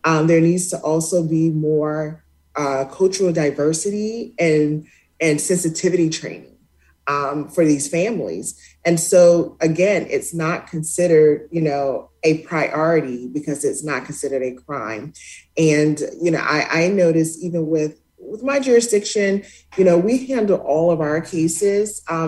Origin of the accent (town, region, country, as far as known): Spartanburg, South Carolina, United States; born or raised there